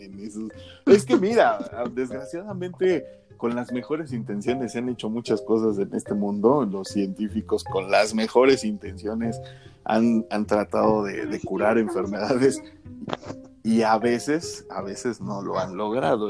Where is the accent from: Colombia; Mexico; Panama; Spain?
Mexico; nosotros que somos mexicanos de a pie